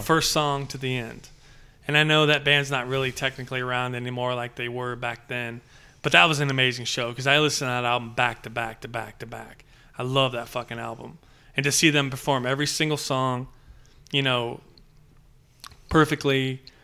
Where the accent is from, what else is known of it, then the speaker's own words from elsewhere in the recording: Padre Island, South Texas, United States; I grew up in South Texas, Padre Island